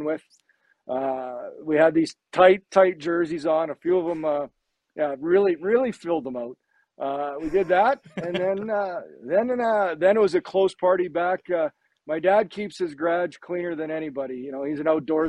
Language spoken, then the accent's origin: English; Neepawa, Manitoba, Canada; living in Nipaw, Manitoba